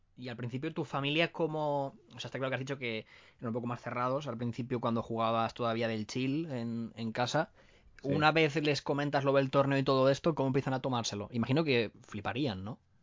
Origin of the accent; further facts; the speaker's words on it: Valencia, Valencian Community, Spain; nosotros somos de Valencia